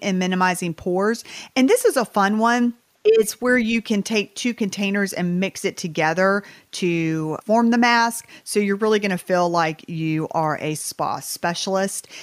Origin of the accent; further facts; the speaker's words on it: Southern United States, United States; accent: Southern; this is my Southern accent